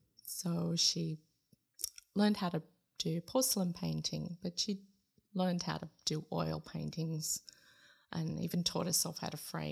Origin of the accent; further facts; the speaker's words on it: Sydney, New South Wales, Australia; moved away as an adult; also born or lived in United States; now in Tartu, Estonia; I grew up in Sydney, lived in the same house for 22 and a half years.